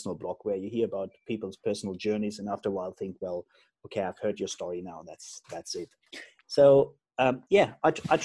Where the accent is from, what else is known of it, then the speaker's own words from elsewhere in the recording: Germany; I'm originally from Germany